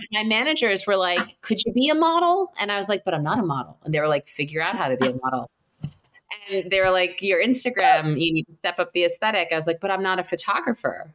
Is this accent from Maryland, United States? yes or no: no; New York City, New York, United States; moved away as an adult; now in Southern California, United States; I grew up in New York City